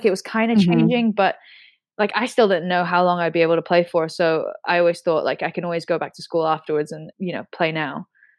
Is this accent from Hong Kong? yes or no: yes; Hong Kong; born there; also born or lived in United States / England; I was born in Hong Kong, and my mom's from Hong Kong. My father's British, and like, I never really grew up in England. I lived there for a couple of years, but I actually was in America for pretty much most of my adolescent life, from like 10 to 17